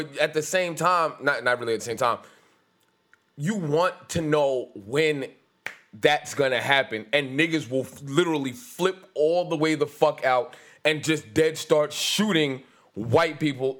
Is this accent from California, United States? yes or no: no; New York City, New York, United States; I was born in Brownsville.